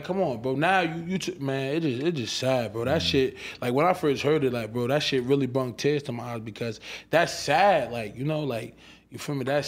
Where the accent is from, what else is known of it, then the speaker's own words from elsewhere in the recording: Irvington, New Jersey, United States; That's where I'm from Irvington